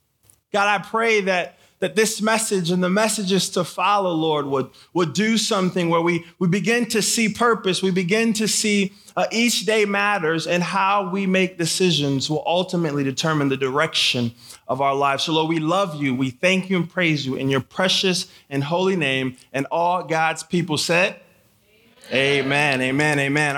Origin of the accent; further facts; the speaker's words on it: Michigan, United States; also born or lived in Haiti; I was born in Haiti. I grew up in Michigan